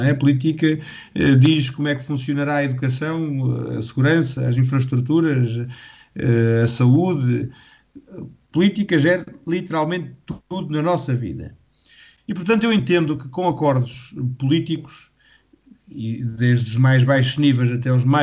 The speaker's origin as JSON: {"language": "Portuguese", "town": "Vagos", "region": "Centro", "country": "Portugal", "said": "sou de Vagos"}